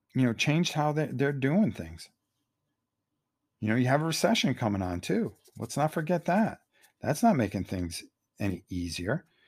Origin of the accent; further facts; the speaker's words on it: Connecticut, United States; growing up in Connecticut, you know, going to New Haven Coliseum all the time